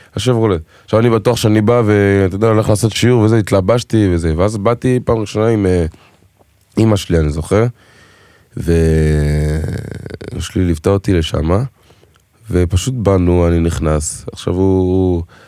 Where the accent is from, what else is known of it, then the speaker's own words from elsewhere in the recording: Israel; first language French; Hebrew is a second language; גדלתי בארץ, אבל בבית, צרפתית, חינוך אפריקאי, הייתי בבית ספר צרפתי, כאילו, ורק בכיתה י"א עברתי לאנקור ראשון לציון